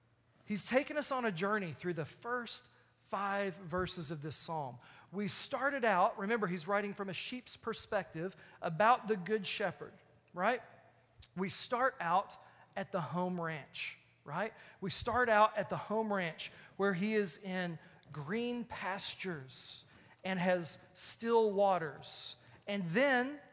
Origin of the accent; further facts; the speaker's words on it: Texas, United States; I'm from Texas